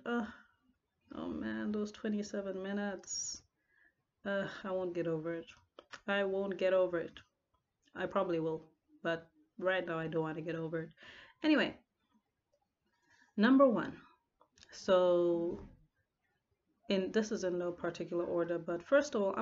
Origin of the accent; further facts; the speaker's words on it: Lusaka, Lusaka Province, Zambia; moved away as an adult; now in Port Elizabeth, South Africa; I live in Port Elizabeth, but I'm from Lusaka, Zambia.